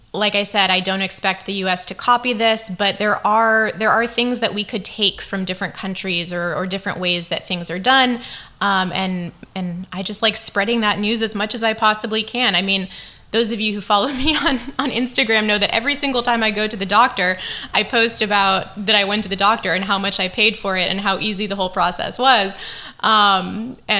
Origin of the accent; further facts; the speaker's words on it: United States; moved away as an adult; now in Taiwan; as an American, as a foreigner living here